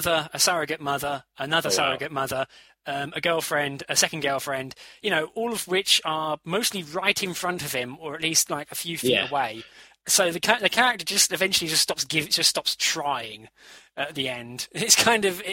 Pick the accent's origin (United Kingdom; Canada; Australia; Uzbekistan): United Kingdom; we're British